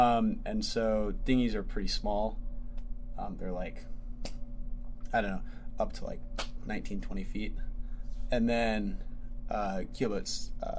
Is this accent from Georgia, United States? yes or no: yes; Atlanta, Georgia, United States; In Atlanta.